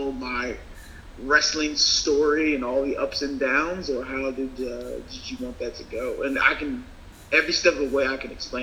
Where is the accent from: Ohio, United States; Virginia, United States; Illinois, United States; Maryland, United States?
Maryland, United States; I'm from Maryland